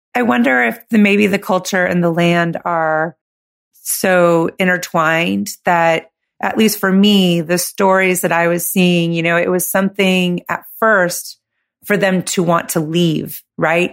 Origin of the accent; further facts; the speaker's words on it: California, United States; moved away as an adult; I'm from California